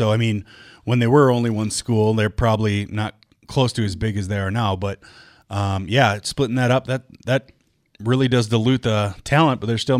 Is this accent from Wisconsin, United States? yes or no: yes; Wisconsin, United States; now in Minnesota, United States; I grew up in Wisconsin